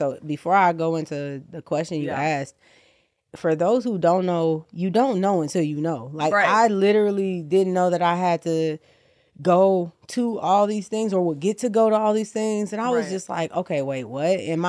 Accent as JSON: {"language": "English", "town": "Chicago", "region": "Illinois", "country": "United States", "also_born_or_lived": "New York", "moved": "as an adult", "lives_now": "Los Angeles, United States", "said": "I'm from Chicago, so I know real is all I know."}